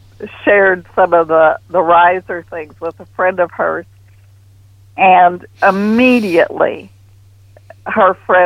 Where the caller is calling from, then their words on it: Houston, Texas, United States; I'm calling from Houston.